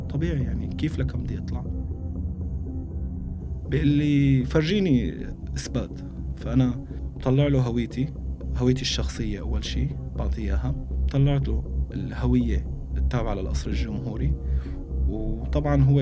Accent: Damascus, Damascus Governorate, Syria; moved away; يعني أنا طلعت بنهاية 2015 من دمشق

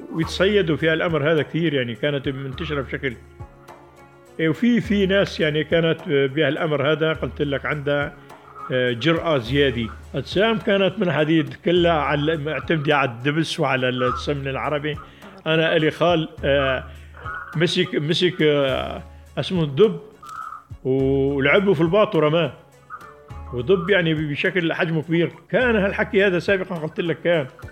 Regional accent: Jabal al-Zawiya, Idlib Governorate, Syria; قريتي اللي هي كان صفراء

